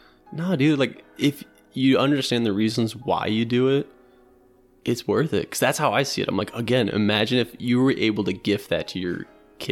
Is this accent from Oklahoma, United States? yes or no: no; Macomb, Michigan, United States; also born or lived in Florida / San Francisco; born and raised in Macomb, Michigan